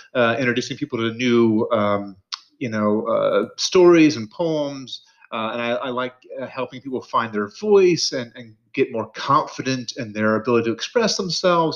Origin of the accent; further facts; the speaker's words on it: Mobile, Alabama, United States; also born or lived in Mississippi / Florida / Louisiana; I grew up in the South, the Deep South. So, you know, I was born in Mississippi. Uh, I lived uh, briefly in Florida and Louisiana. Uh, a lot of my like kind of early childhood was spent in Mobile, Alabama